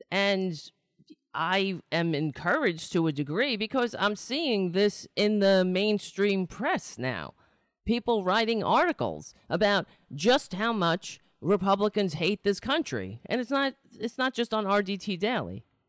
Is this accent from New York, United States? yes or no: yes; New York City, New York, United States; I was born in New York City.